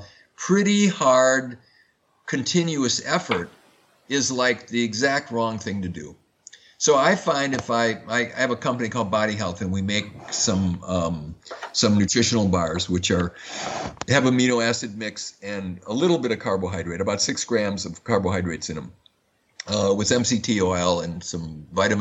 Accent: Madison, Wisconsin, United States; I grew up in Madison, Wisconsin, which is the home of Oscar Mayer meatpacking.

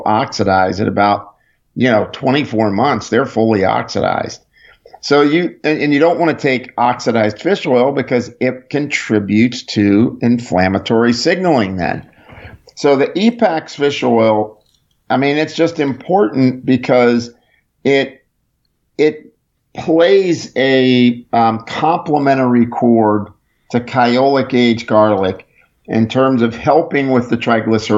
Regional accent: Pittsburgh, Pennsylvania, United States; now in Texas, United States; I'm originally from Pittsburgh

